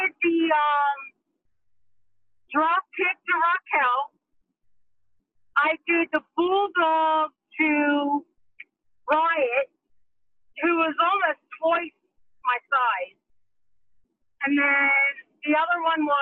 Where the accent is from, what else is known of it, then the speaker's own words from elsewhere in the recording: Baltimore, Maryland, United States; moved away; also born or lived in Venice Beach, California; I'm from Baltimore, but when I moved to California to pursue my dream